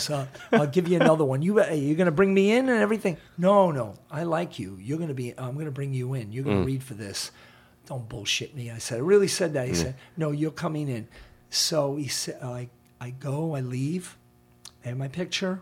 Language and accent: English; New York City, New York, United States; I'm from the Bronx